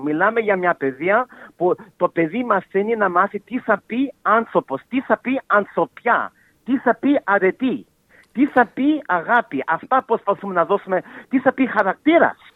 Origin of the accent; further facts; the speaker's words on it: Melbourne, Victoria, Australia; εγώ γεννήθηκα στη Μελβονή ε, οι γονεί μου κατάγονται από τη Μακεδονία, από την Σλόινα και από τη Θεσσαλονίκη. Αλλά εγώ είμαι γεννημένο εδώ στην Αυταλία.